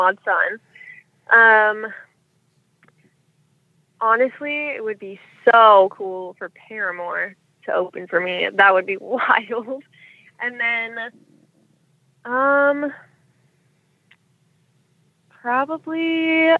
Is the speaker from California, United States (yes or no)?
yes; Sacramento, California, United States; I am from Sacramento, California